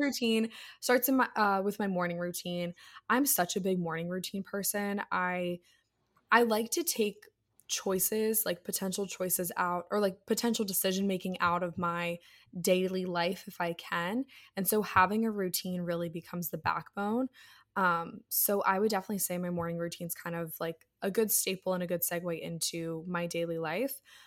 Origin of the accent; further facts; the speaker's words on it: Annapolis, Maryland, United States; I'm from Annapolis